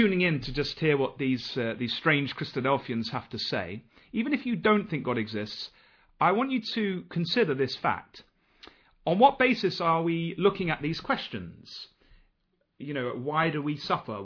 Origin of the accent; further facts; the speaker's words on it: Nottingham, East Midlands, United Kingdom; I come from Nottingham